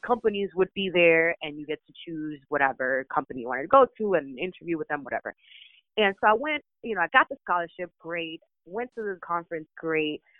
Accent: United States; also born or lived in Dominican Republic; I was raised in the United States

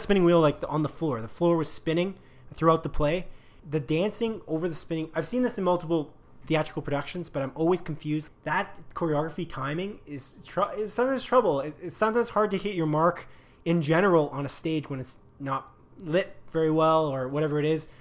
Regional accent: Canada; We're clearly Canadian

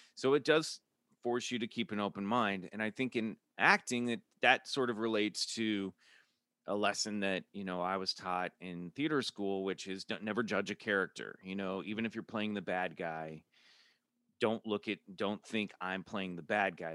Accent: Kansas City, United States; now in Los Angeles, United States; I'm from Kansas City

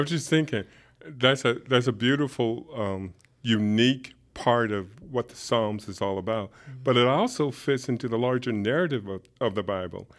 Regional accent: Alexandria, Virginia, United States; also born or lived in upstate New York; now in Augusta, United States; I grew up in Alexandria, Virginia. and spend most of my life in upstate New York

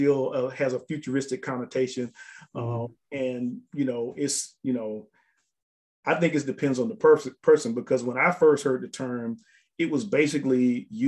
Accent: Columbus, Georgia, United States; also born or lived in North Carolina; growing up in Columbus

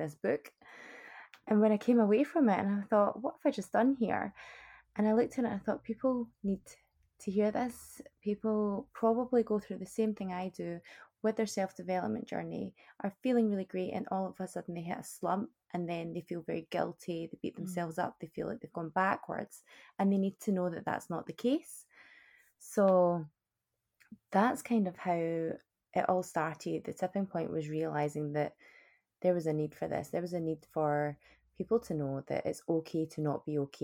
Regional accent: Scotland, United Kingdom; moved away as an adult; also born or lived in Canada; born and bred in Scotland, bonnie Scotland

